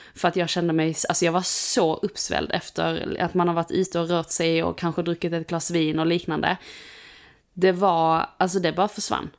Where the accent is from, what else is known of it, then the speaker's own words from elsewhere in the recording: Skåne, Sweden; hemma i Skåne